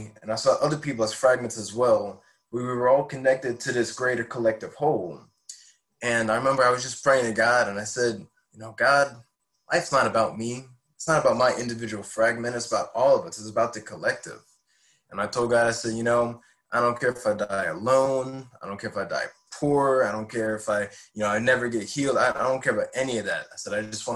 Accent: Hammond, Louisiana, United States; also born or lived in Denham Springs, Louisiana; I grew up in Hammond, Louisiana, which is just about the same distance from New Orleans

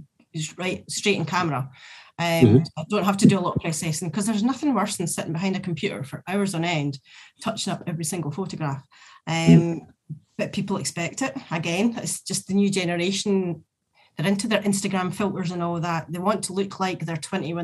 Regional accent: Scotland, United Kingdom; we're Scottish

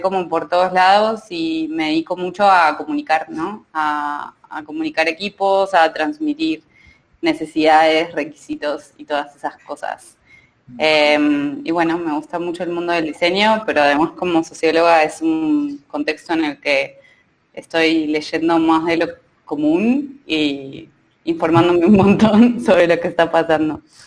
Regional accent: Argentina; now in Mexico; yo soy Argentina

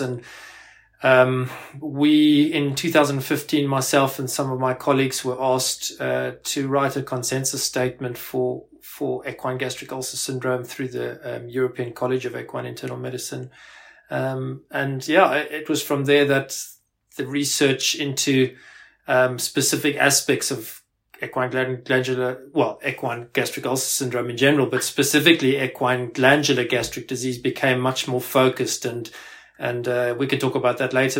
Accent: South Africa; moved away as an adult; also born or lived in Pretoria, South Africa / Glasgow, United Kingdom; now in United Kingdom; I actually uh, grew up in South Africa. Uh, you might you might be able to pick that up from my accent

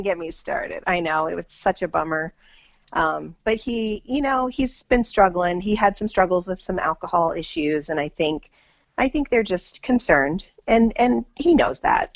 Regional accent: United States; as an American

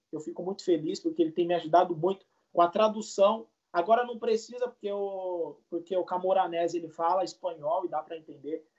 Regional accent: Suzano, São Paulo, Brazil; moved away as an adult; also born or lived in Jundiaí, São Paulo; now in Slovenia; sou de Suzano, São Paulo, mas eu fui morar em Jundiaí pelo futebol também

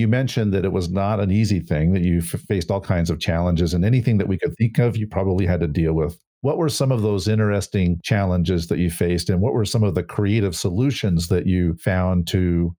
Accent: Burlingame, California, United States; as also a person from the Bay originally, I was born in Burlingame, and I still have family there in the Bay

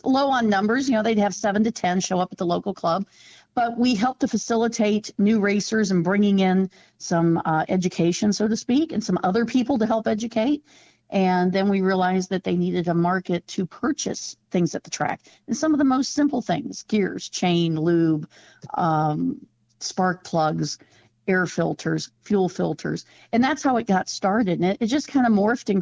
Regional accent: Ohio, United States; also born or lived in central Mississippi; now in Mississippi, United States; I moved here from Ohio, where I grew up racing

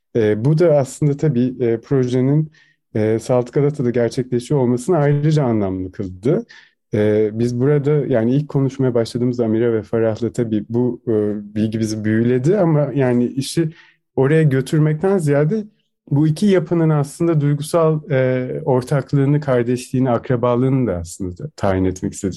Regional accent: Turkey; moved away as an adult; now in Vienna, Austria; doğduğum, büyüdüğüm yere aslında e, misafir sanatçı olarak geri dönmüştüm

